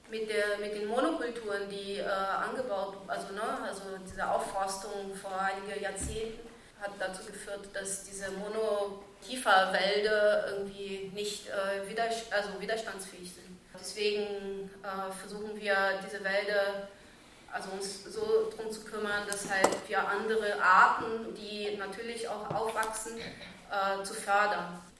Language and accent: German; Brazil; now in Germany; Ich komme aber auch in Brasilien aus einer großen Stadt. Ich sage immer mal wieder so, dass ich mindestens zweimal äh, Migrantin bin. So, ne? ich, bin ich bin einmal so von Brasilien nach Deutschland ausgewandert und ich bin von der Stadt aufs Land